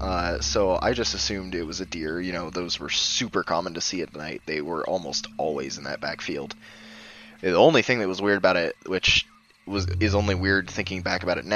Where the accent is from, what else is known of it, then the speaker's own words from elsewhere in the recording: Idaho, United States; also born or lived in Northern California; I was born in a small town in Northern California, almost on the Oregon border, but I grew up in Idaho